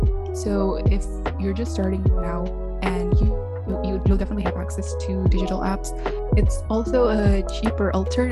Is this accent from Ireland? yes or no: no; Indonesia; first language Indonesian; English is a second language; if I have to do a speech in Bahasa Indonesia, it's honestly kind of nerve-wracking, and I feel way more confident if I have to state my opinions in English.